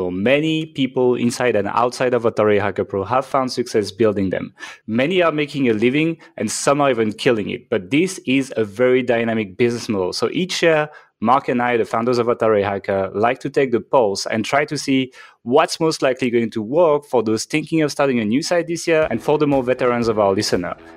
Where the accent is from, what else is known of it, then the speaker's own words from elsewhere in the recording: France; accent: French; English is a second language; moved away as an adult; I'm from France, actually. So if you're like, what the hell is that accent? That is a French accent, uh, but I haven't lived in France for a long time. I moved out when I was around like 22 or something